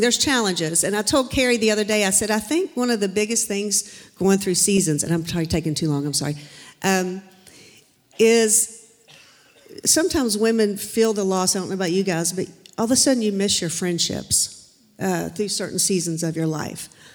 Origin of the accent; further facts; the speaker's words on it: Charleston, United States; moved away; also born or lived in Florida; my family and I moved here two years ago from Florida. We're originally from Charleston.